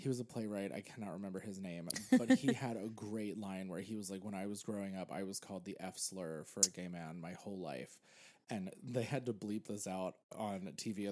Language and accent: English; Pennsylvania, United States; now in New York, United States; I grew up in Pennsylvania